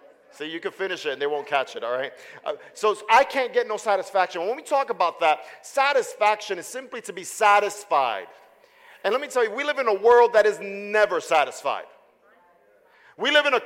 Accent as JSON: {"language": "English", "town": "New York City", "region": "New York", "country": "United States", "tie": "born or raised there", "moved": "yes", "said": "I am originally from Brooklyn, New York."}